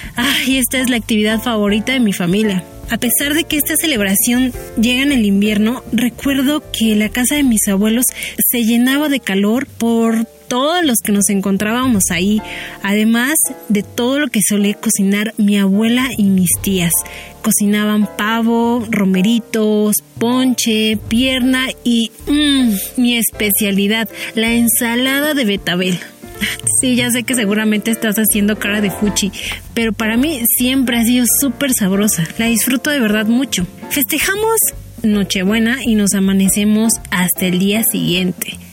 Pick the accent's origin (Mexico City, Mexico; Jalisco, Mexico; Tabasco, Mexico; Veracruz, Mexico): Mexico City, Mexico; yo crecí en la Ciudad de México